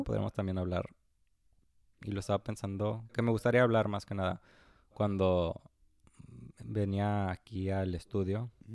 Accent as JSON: {"language": "Spanish", "town": "Tapachula", "region": "Chiapas", "country": "Mexico", "moved": "yes", "lives_now": "United States", "said": "yo originariamente soy de Chiapas, de Tapachula, Chiapas"}